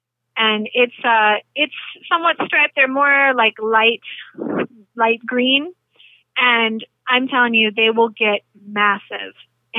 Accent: the South, United States; Collard greens, because I'm from the South originally, definitely a favorite. Grew up with it.

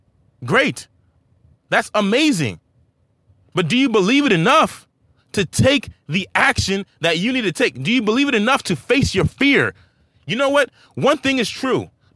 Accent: Saint-Marc, Artibonite, Haiti; now in United States; I'm not even born here, guys. I'm from St. Mark Haiti, a land where there's little to no opportunity compared to America.

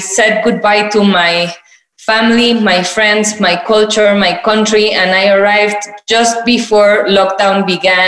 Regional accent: Mexico City, Mexico; I'm from Mexico. I was born and raised in Mexico City.

